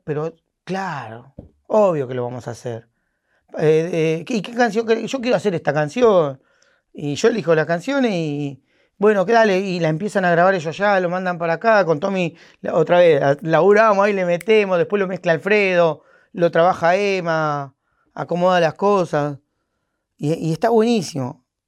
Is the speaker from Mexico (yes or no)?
no; San Fernando, Buenos Aires Province, Argentina; no soy porteño, soy de San Fernando con urbano